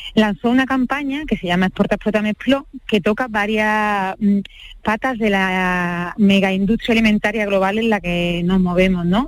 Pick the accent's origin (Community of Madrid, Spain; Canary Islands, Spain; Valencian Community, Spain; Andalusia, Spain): Andalusia, Spain; northern Jaén; en mi pueblo que está en el norte de Jaén